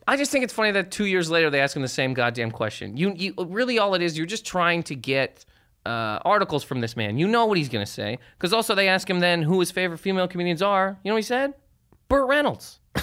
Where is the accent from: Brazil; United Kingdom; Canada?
Canada; moved away as an adult; now in United States; I'm from Sur Canada